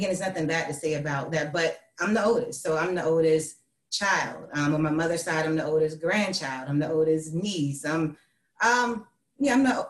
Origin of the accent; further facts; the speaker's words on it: Hampton, Virginia, United States; I'm from Hampton, Virginia. I'm the oldest of four. You know, I lived there for pretty much most of my life.